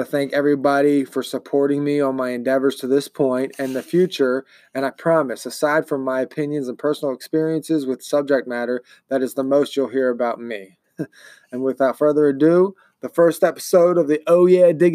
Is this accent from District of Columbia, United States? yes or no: no; Baltimore, Maryland, United States; also born or lived in Pennsylvania; now in Ohio, United States; I call a major city in Maryland my hometown. It's Baltimore